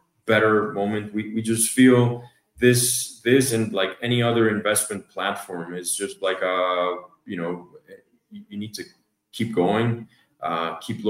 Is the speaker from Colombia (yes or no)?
yes; Colombia; moved away as an adult; also born or lived in Atlanta, Georgia, United States; now in United States; So obviously born and raised in Colombia, got a chance to study in the States, but then started my career in Colombia again.